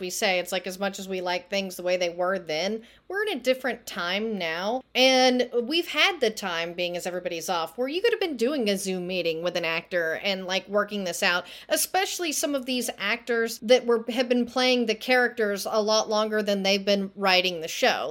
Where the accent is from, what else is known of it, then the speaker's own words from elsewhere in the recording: Texas, United States; I'm from Texas